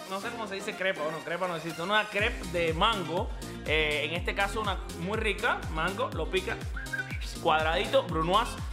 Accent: Cuba; porque yo soy cubano

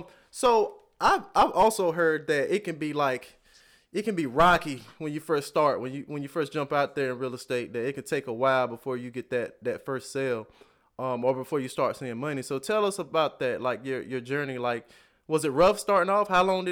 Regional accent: the South, United States; and I'm from the South, like I said before. So, and I've never even been to California

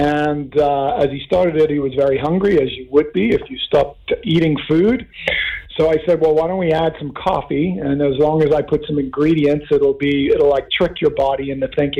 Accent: Kenya; now in Oceanside, United States; I grew up in Africa, of all places, in Kenya

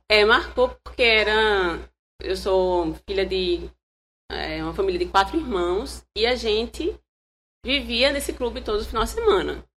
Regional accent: Palmeira dos Índios, Alagoas, Brazil; Eu sou do interior, sou de Palmeira

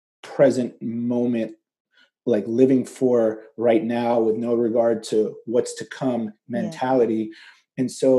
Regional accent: United States; also born or lived in Egypt; I was born in Egypt and moved to America when I was 3. We moved to the suburbs of Washington, D.C.

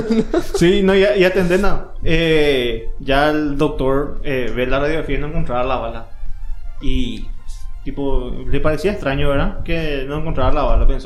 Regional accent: Paraguay; Como todo buen paraguayo

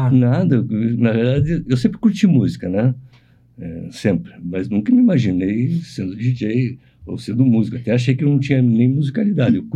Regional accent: Curitiba, Paraná, Brazil; eu sou de Curitiba, nasci aqui.

